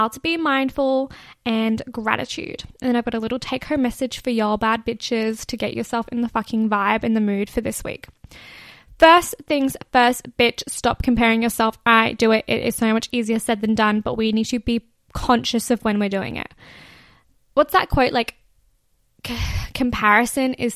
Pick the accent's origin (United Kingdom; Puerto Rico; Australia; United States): Australia; Gold Coast, Queensland; I'm here in my hometown at a normal job, going to university, doing the normal stuff